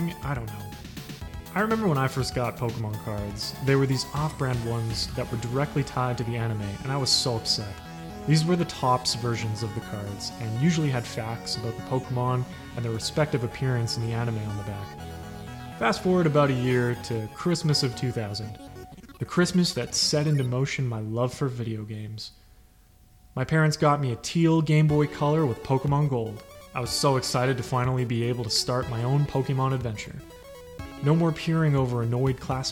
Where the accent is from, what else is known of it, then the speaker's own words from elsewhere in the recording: Canada; Being a kid growing up in Canada